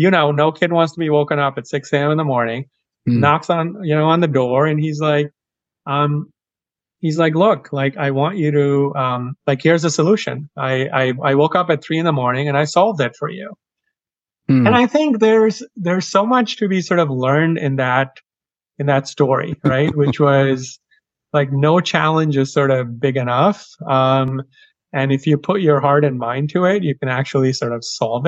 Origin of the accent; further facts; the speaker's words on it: Kolkata, West Bengal, India; moved away; I grew up on the eastern side of India in a town called Kolkata, or as the British used to call it, Calcutta.